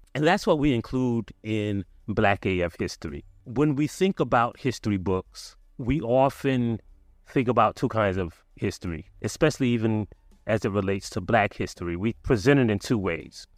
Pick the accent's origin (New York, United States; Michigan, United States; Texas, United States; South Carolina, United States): South Carolina, United States; I'm from South Carolina